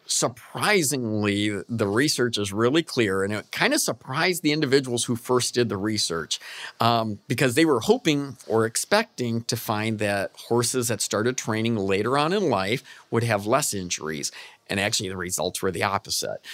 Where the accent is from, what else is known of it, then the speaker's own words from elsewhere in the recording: Michigan, United States; I'm from Michigan